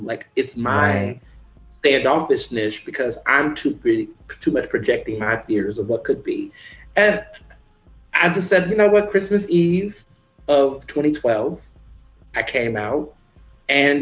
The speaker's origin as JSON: {"language": "English", "town": "Houston", "region": "Texas", "country": "United States", "tie": "born or raised there", "also_born_or_lived": "Chicago, Illinois", "moved": "as an adult", "lives_now": "Philadelphia, United States", "said": "my family moved to Houston, Texas, where I went to public school my entire life"}